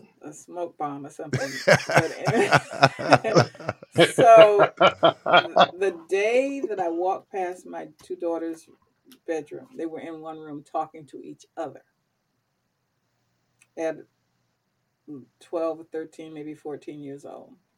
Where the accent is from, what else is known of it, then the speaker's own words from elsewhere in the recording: the South, United States; growing up in the South